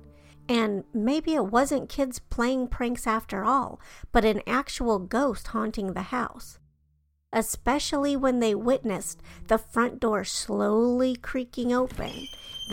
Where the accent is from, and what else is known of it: Denver, Colorado, United States; born or raised there